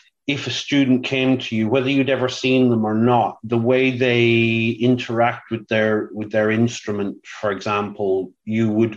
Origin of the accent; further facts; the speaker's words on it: Ireland; I'm Irish